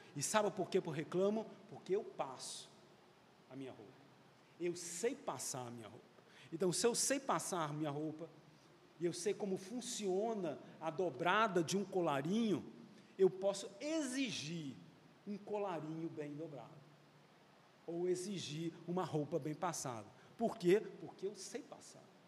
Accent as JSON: {"language": "Portuguese", "region": "Rio de Janeiro", "country": "Brazil", "tie": "born or raised there", "said": "eu nasci no Rio"}